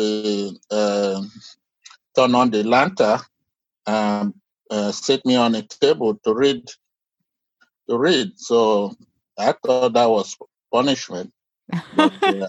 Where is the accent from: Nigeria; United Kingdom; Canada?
Nigeria; now in United States; I grew up in Nigeria